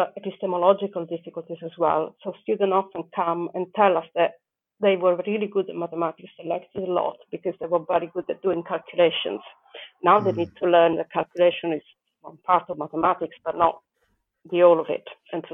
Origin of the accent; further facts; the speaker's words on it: Italy; moved away as an adult; now in United Kingdom; originally I'm from Italy